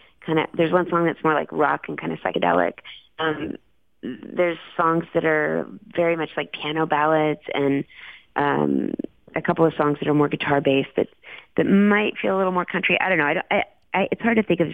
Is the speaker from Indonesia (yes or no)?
no; Dallas, Texas, United States; I grew up in a fun time in the 70s and the 80s. I loved growing up there